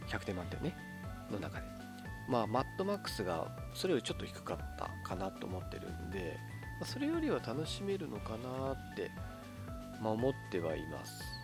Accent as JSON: {"language": "Japanese", "town": "Kitami", "region": "Hokkaido", "country": "Japan", "tie": "born or raised there", "moved": "as an adult", "said": "私北海道の出身北海道の北見市という道東の方ですね出身"}